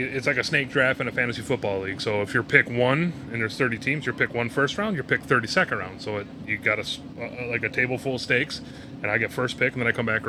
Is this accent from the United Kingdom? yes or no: no; Milwaukee, Wisconsin, United States; moved away as an adult; now in Minnesota, United States; I'm originally from Milwaukee, Wisconsin.